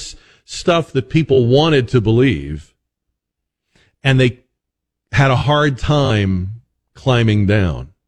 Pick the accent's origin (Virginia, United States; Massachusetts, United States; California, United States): Massachusetts, United States; Boston; moved away; I grew up in Boston